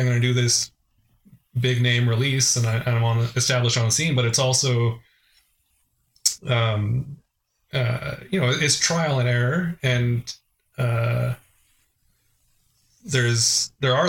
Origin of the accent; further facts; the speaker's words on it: Vancouver, British Columbia, Canada; I'm from the Vancouver area